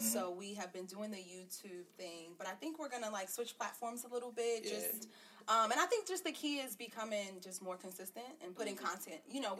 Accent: New York, United States; So, Tony, I'm from New York.

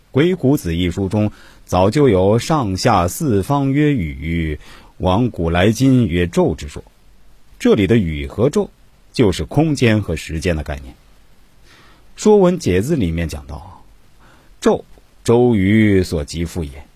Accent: China; 我们中国人

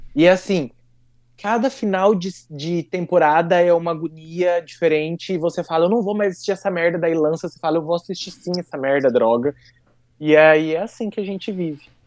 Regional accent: Brazil; accent: caipira; meu sotaque caipira

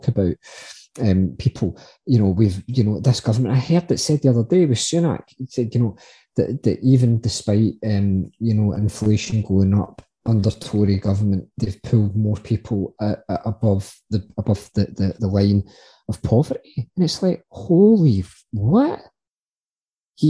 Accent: Glasgow, Scotland, United Kingdom; growing up in inner city Glasgow, growing up in the Gorbals

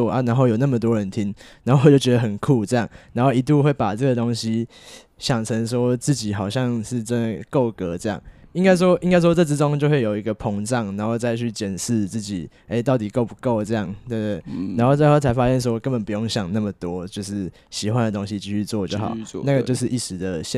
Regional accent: Puli, Nantou County, Taiwan; also born or lived in Muzha, Taipei; 对对，这两个都是我的家乡啊。

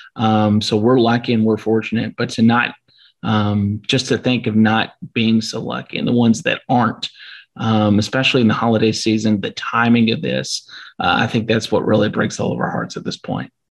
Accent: Louisville, Kentucky, United States; also born or lived in Bowling Green, Kentucky; I'm from the Louisville area

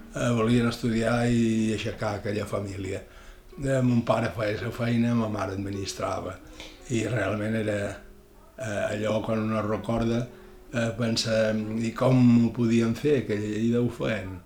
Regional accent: Ibiza, Balearic Islands, Spain; Vaig néixer a Eivissa, a Dila, el 3 de juliol de 1943.

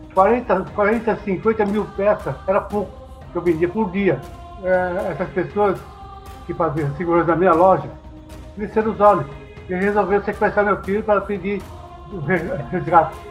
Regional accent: Japan; moved away; eu nasci no Japão

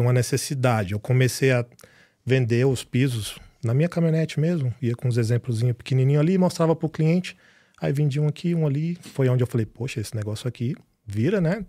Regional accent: Piracanjuba, Goiás, Brazil; moved away as an adult; now in United States; eu sou de Piracanjuba

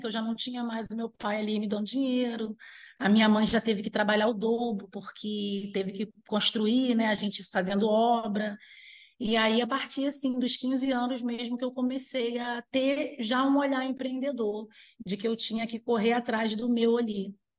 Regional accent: Armação dos Búzios, Rio de Janeiro, Brazil; also born or lived in Araruama; now in Macaé, Brazil; Os meus pais, eles foram trabalhar em casa de caseiro, em Búzios

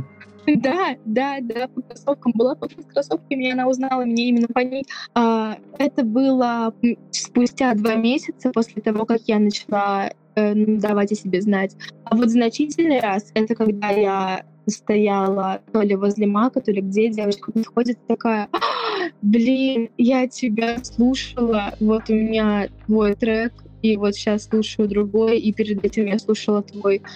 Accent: Siberia, Russia; Я родом из Сибири

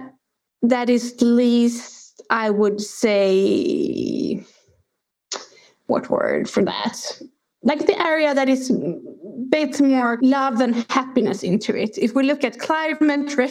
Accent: Sweden; also born or lived in Kentucky, United States / South Africa; I grew up in, I'm from Sweden.

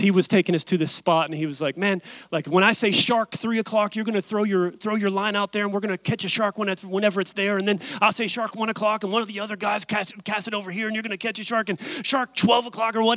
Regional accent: West Virginia, United States; I'm from West Virginia

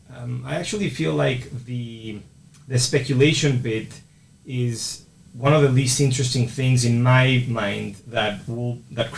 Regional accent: Mexico; moved away; also born or lived in United States; So I'm originally from Mexico, and then I spent 10 years in the States.

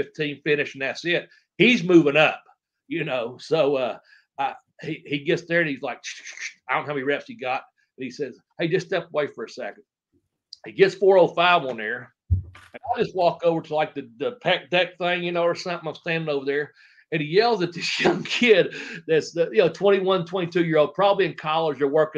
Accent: Ashland, Kentucky, United States; born or raised there

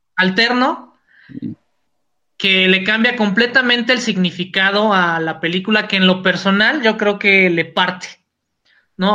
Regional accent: Mexico

